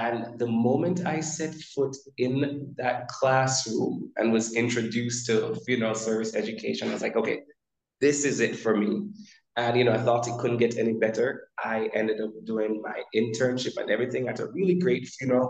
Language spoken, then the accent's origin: English; central Jamaica, Jamaica; I am from Central Jamaica, and that's Jamaica in the West Indies, not Jamaica in New York